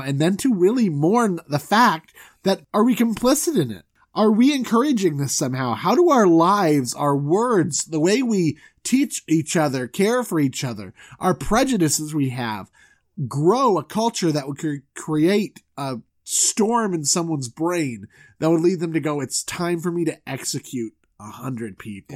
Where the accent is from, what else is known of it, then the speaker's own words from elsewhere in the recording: Southwest Florida, United States; also born or lived in Orlando; I'm from Southwest Florida